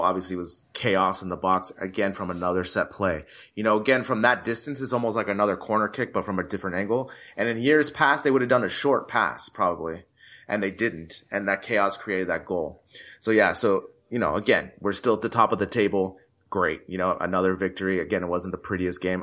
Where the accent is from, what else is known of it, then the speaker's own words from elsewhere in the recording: United States; me being American